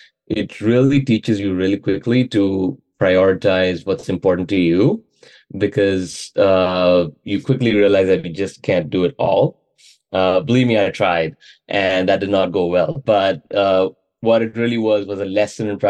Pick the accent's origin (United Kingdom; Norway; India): India; Mumbai, Maharashtra; moved away as an adult; now in Charlottesville, United States; I was born and raised in Mumbai in India. So I lived and worked there most of my life.